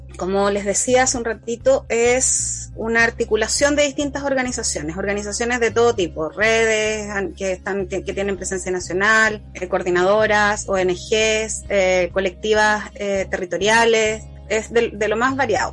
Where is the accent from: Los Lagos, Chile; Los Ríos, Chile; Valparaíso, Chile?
Los Ríos, Chile; Valdivia; soy de Valdivia